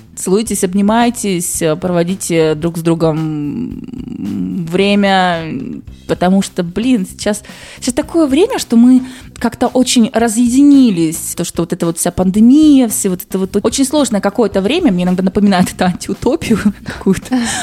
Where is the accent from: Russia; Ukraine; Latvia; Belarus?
Russia; Urals; мы, уральцы, наоборот, привыкли к тому, что там снег